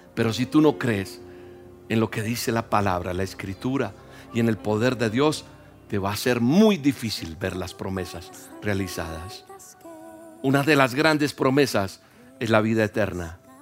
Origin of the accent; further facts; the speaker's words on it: Colombia; Yo soy colombiano.